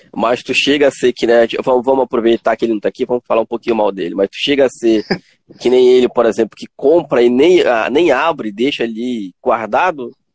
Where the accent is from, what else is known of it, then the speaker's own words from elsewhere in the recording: Tucuruí, Pará, Brazil; Já eu sou do Pará, cidade de Tucuruí